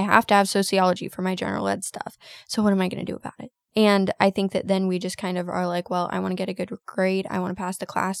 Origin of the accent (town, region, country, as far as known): United States